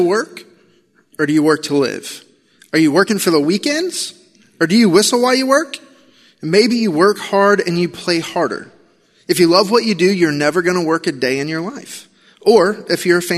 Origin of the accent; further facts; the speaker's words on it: Illinois, United States; I grew up in Illinois